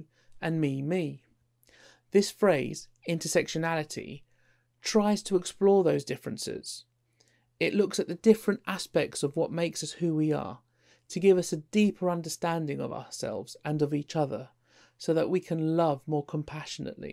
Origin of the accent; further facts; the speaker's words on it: London, United Kingdom; also born or lived in Isle of Wight; I identify more as a Londoner, so I suppose that would make me more English Indian, although on the census form I was British Indian. I describe myself as working class. I love Lidl and Aldi, and I grew up in East London.